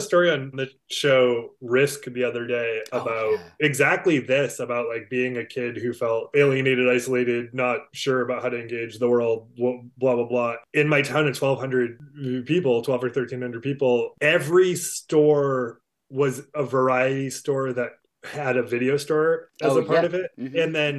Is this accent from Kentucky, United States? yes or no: no; Cornish, Maine, United States; I grew up in a small town in Maine called Cornish.